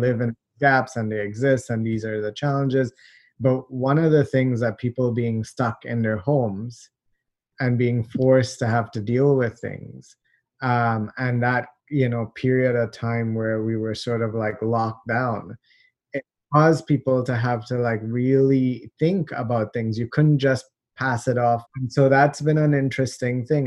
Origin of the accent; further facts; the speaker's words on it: Trinidad & Tobago; also born or lived in Toronto, Canada; now in Canada; I was born in Canada uh, we moved. Uh, my parents are from Trinidad. They they moved back there, so I grew up there.